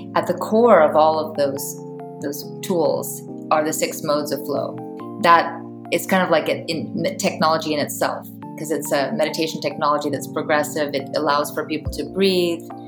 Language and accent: English; Palo Alto, California, United States; now in Iceland; I'm originally from Palo Alto, California, but I live in Iceland